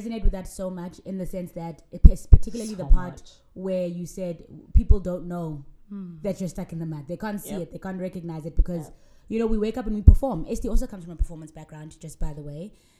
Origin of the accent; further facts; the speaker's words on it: South Africa; I'm South African and grew up with colored people, know colored people, have colored friends.